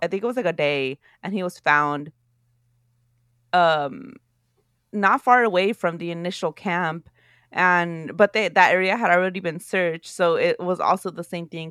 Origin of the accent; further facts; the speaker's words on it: Oakland, California, United States; growing up in Oakland, California